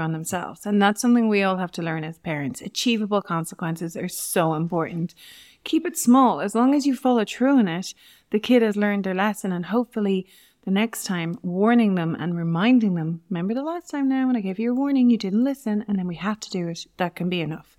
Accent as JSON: {"language": "English", "town": "Navan", "region": "Leinster", "country": "Ireland", "tie": "born or raised there", "also_born_or_lived": "England", "said": "I grew up in Navan"}